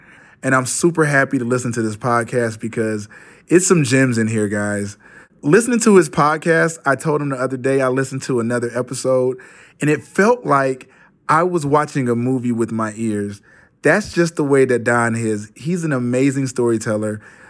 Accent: Detroit, Michigan, United States; I'm originally from Detroit, Michigan

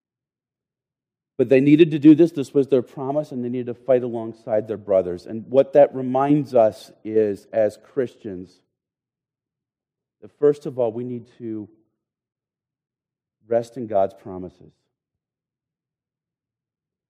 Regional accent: United States; we Americans

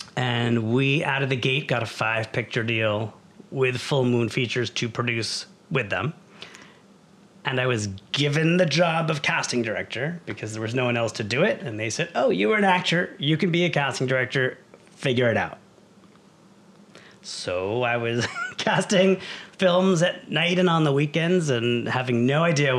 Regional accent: New York City, New York, United States; moved away as an adult; also born or lived in Syracuse; now in Los Angeles, United States; I come from New York. Okay. From Brooklyn.

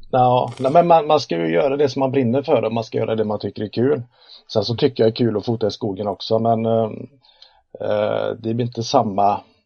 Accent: Uddevalla, Västra Götaland, Sweden; född och uppvuxen i Uddevalla, eh, i Bohuslän, mitten, hjärtat av Bohuslän kan man kalla.

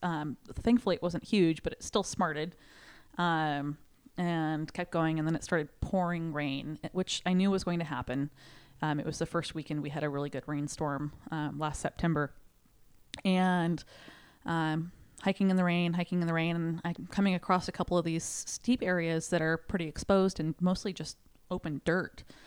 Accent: Sherwood, Oregon, United States; from Sherwood, Oregon.

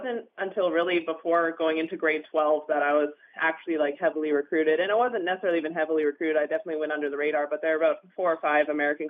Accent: Houston, British Columbia, Canada; Even when I was growing up in BC, I would have to clarify that I was from British Columbia because most people have never heard of Houston before.

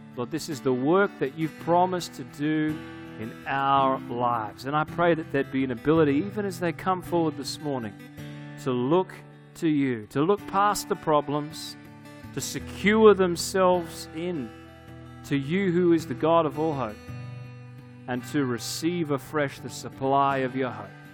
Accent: Australia; I'm from Australia

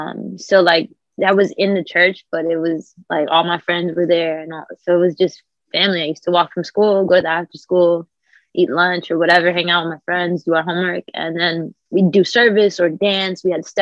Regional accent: Bronx, New York, United States; because I'm still from the Bronx and I'm still like in real life.

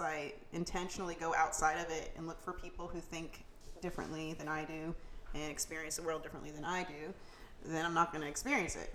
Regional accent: Jacksonville, Florida, United States; I'm from Jacksonville, uh, born and raised

